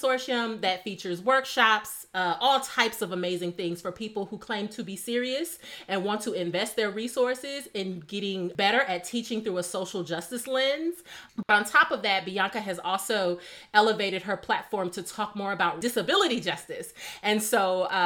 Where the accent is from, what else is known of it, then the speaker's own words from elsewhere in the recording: Midwest, United States; growing up in the Midwest